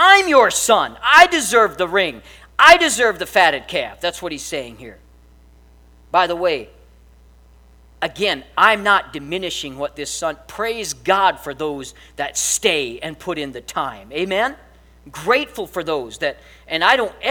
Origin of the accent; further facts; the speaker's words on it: Missouri, United States; I'm from the far country of Missouri